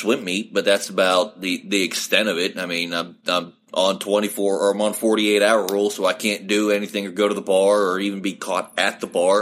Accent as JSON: {"language": "English", "region": "West Virginia", "country": "United States", "tie": "born or raised there", "said": "I grew up an hour outside of Pittsburgh in West Virginia."}